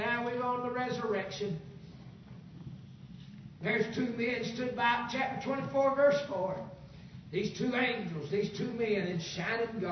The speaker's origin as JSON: {"language": "English", "town": "Tunnel Hill", "country": "United States", "said": "I'm from Tunnel Hill"}